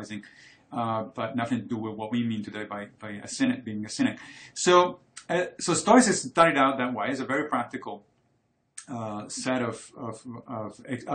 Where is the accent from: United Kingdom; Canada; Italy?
Italy; moved away; I grew up in Italy and I studied Roman history